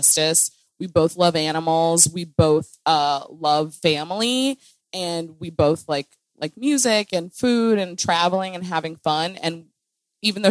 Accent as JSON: {"language": "English", "region": "Midwest", "country": "United States", "said": "I'm from the Midwest"}